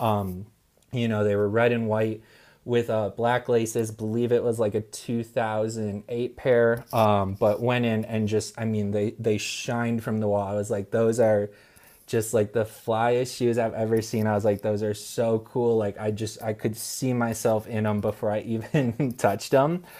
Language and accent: English; Wisconsin, United States; moved away; I was a bit stubborn growing up that I wanted to move away from Wisconsin.